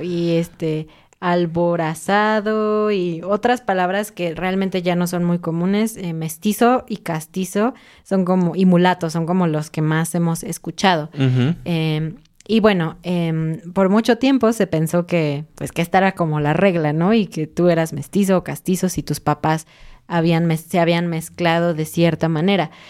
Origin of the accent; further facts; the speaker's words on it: Mexico; yo soy mexicana